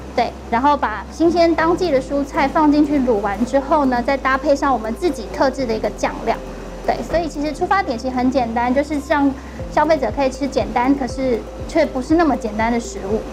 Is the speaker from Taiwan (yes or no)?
yes; Taipei, Taiwan; 我们在士林实习室土生土长的，就是爸爸妈妈都在士林阳明山这一带生活